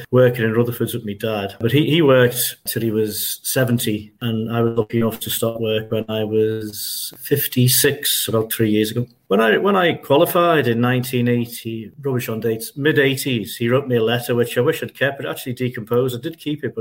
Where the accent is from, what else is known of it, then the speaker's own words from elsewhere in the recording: Liverpool, North West England, United Kingdom; also born or lived in London; we were born in St. Matthew's Parish on Queen's Drive, Club Moor. After a few years, we moved to St. Paul's in West Derby.